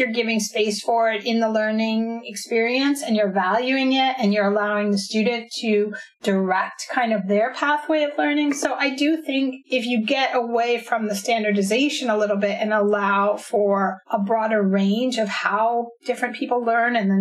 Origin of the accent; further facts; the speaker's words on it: United States; my background growing up in the United States